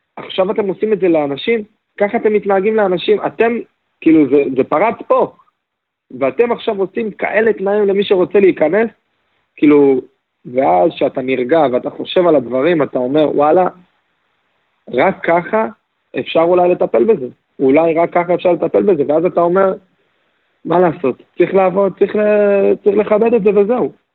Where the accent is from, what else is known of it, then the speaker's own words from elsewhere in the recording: Israel; לנו כישראלים